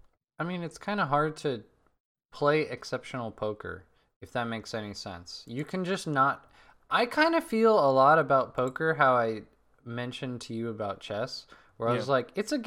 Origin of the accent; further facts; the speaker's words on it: Burlingame, California, United States; I'm forever fucked when it comes to my hometown. It's Burlingame, California.